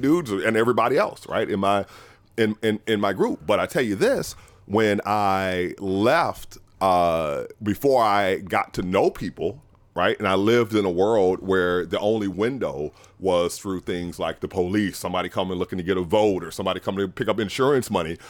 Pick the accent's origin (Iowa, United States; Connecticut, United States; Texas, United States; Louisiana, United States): Louisiana, United States; New Orleans; moved away; I'm from New Orleans originally